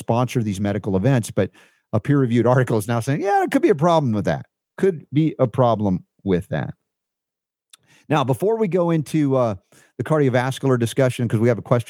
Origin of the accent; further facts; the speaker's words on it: New York, United States; moved away; also born or lived in Florida / Georgia; I was a transplanted honorary Southerner from New York. We went to Florida, then we get into Georgia, and Coca-Cola is owned there.